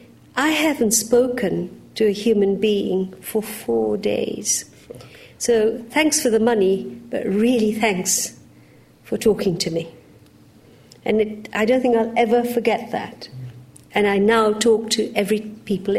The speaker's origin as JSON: {"language": "English", "country": "Uganda", "tie": "born or raised there", "moved": "yes", "lives_now": "United Kingdom", "said": "I was born in Uganda"}